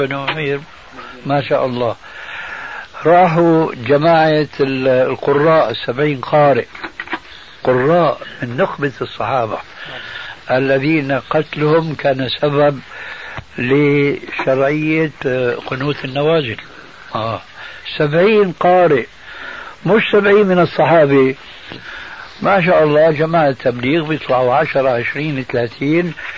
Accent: Damascus, Syria; moved away; من بلاد الشام قبل أن نسكن هذا البلد

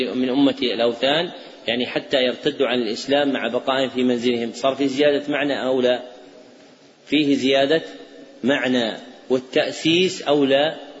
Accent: Saudi Arabia; عندنا في السعودية

